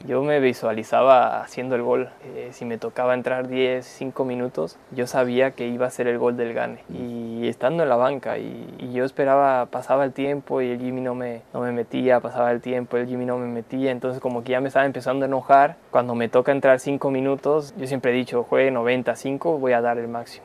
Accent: Mexico; also born or lived in Argentina; Yo llegué a México, entonces toda mi vida fue en México y, mm. yo me hice mexicano a través de, que a los dos años ya estaba viviendo en México.

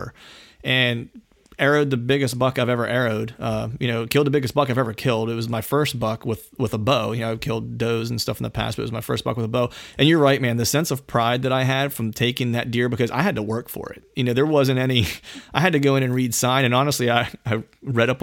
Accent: Pennsylvania, United States; I grew up in Pennsylvania. Phil and I are both from PA.

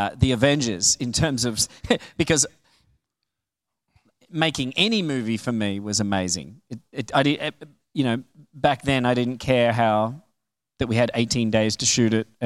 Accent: Melbourne, Victoria, Australia; moved away; I'm from Australia. I'm from Melbourne

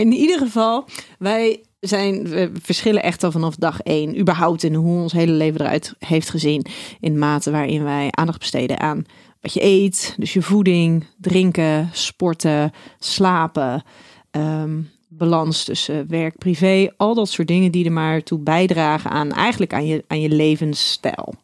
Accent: Schiedam, South Holland, Netherlands; Ik ben kom uit Schiedam

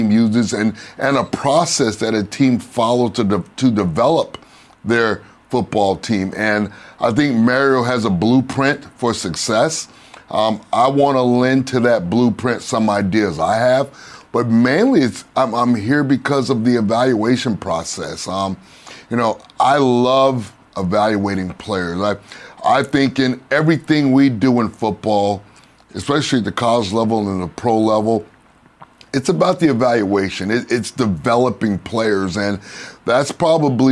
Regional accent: Miami, Florida, United States; it's my hometown. I went to high school here, played college football here

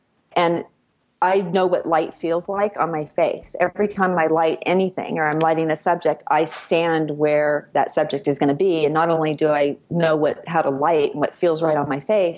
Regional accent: Livermore, California, United States; I grew up outside of San Francisco. I grew up in a town called Livermore.

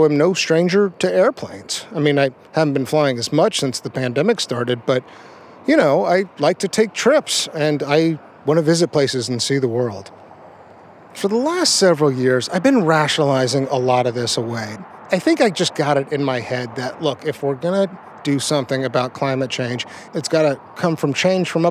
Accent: Texas, United States; I'm from Texas.

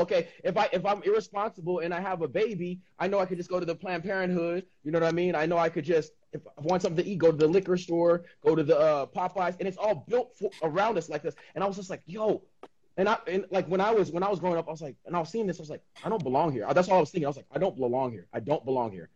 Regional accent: San Diego, California, United States; I grew up in San Diego, it was just a melting pot

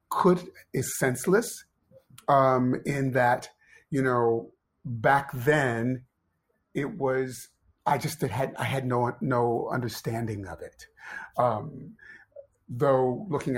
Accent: Ohio, United States; moved away as an adult; also born or lived in Pennsylvania; I grew up in Ohio

